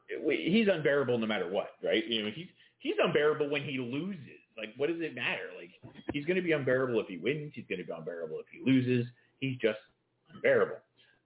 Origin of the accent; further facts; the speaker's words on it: England, United Kingdom; Well, I am English.